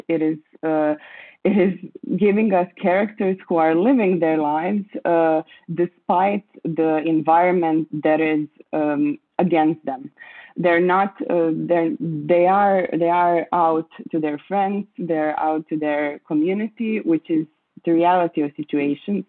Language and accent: English; Croatia; I was born and grew up in Croatia, uh, and I still live here